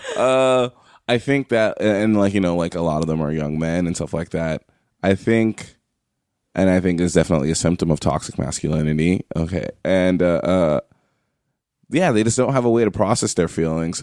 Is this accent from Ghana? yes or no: no; New York, United States; moved away; also born or lived in McAllen, Texas; I'm from New York. I went to school in McAllen, Texas